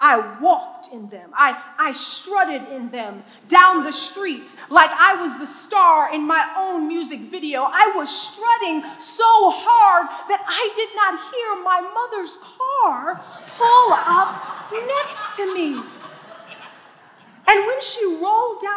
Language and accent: English; Detroit, Michigan, United States; I was born and raised in Detroit, Michigan